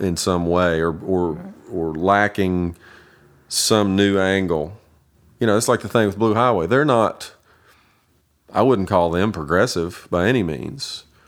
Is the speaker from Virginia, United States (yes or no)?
no; Kingsport, Tennessee, United States; also born or lived in Nashville, Tennessee; I was born and raised in Kingsport, Tennessee